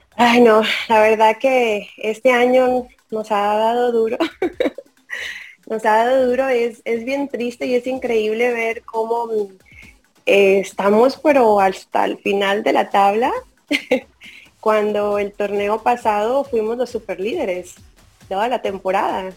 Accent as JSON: {"language": "Spanish", "region": "the border of Tamaulipas", "country": "Mexico", "said": "Yo soy de la frontera de Tamaulipas"}